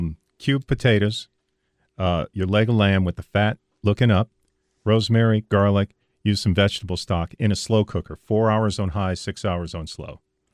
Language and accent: English; South Louisiana, United States; Rosie and I grew up in South Louisiana.